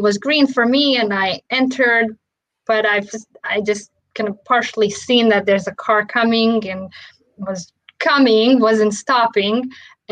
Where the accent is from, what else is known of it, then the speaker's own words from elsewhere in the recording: Romania; moved away; when I was growing up in Romania